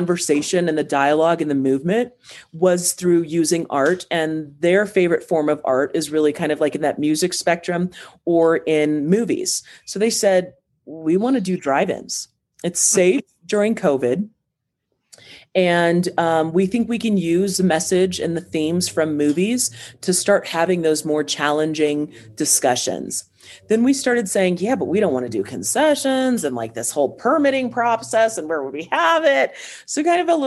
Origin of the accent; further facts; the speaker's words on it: Boulder, Colorado, United States; also born or lived in Cameroon; I grew up in Boulder County